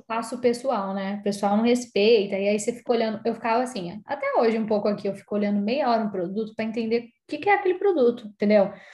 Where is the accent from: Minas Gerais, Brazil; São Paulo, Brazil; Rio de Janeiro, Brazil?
São Paulo, Brazil; moved away; Eu não sou paulista de São Paulo, né? Eu sou paulistana